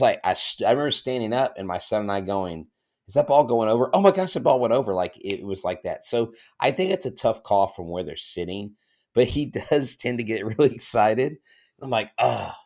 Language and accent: English; Florida, United States; moved away; Florida, all of Florida. That's my home state